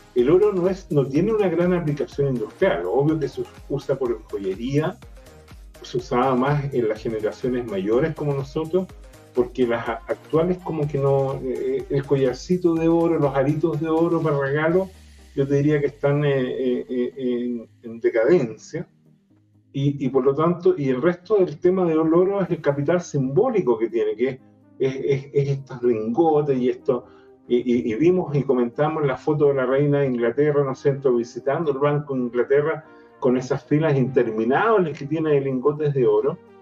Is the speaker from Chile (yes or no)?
yes; Chile